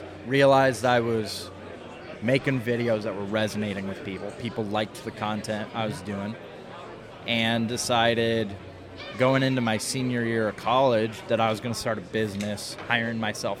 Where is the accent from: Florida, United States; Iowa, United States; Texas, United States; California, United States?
Iowa, United States; moved away as an adult; also born or lived in South Dakota; so I moved from Iowa. I grew up in Iowa and then moved to South Dakota State for college